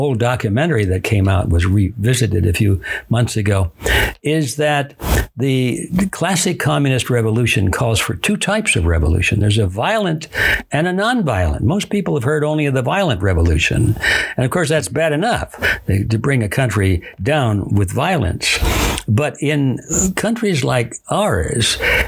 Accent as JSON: {"language": "English", "town": "Detroit", "region": "Michigan", "country": "United States", "tie": "born or raised there", "said": "I was born in Detroit, Michigan"}